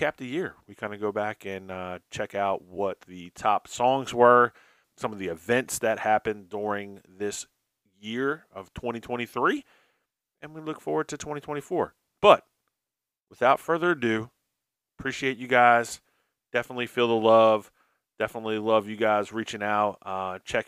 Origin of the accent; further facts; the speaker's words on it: New Jersey, United States; I'm from New Jersey